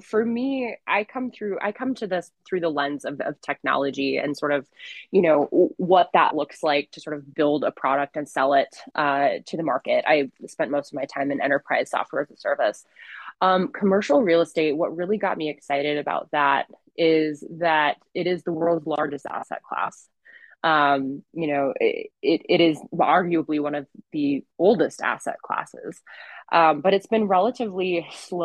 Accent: Montana, United States; I grew up in Montana

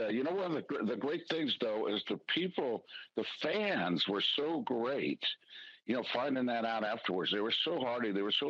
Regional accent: Southern California, United States; moved away as an adult; I grew up in Southern California watching this, giant Dodger games and seeing people with parkas and the freeze of the death up in supposedly sunny California

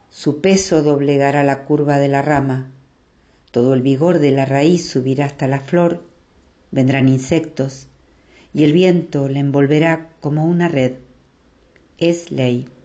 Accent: Temperley, Buenos Aires Province, Argentina; Buenas noches … de Temperley y voy a compartir un poema.

